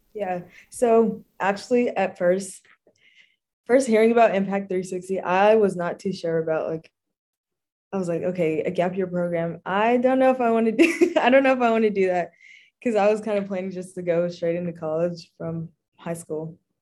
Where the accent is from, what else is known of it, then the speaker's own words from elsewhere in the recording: Dallas, Texas, United States; moved away as an adult; now in Pine Mountain, United States; I'm from Dallas, Texas, the town